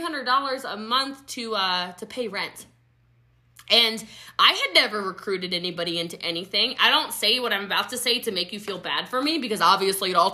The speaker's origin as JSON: {"language": "English", "town": "Middletown", "region": "Maryland", "country": "United States", "tie": "born or raised there", "moved": "yes", "lives_now": "Texas, United States", "said": "I grew up in a small country town in Maryland. I'm from Frederick County, Maryland"}